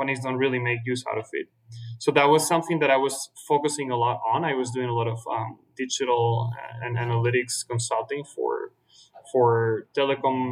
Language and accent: English; Valencia, Valencian Community, Spain; I'm originally from Valencia, Spain. It's a city on the east coast of Spain.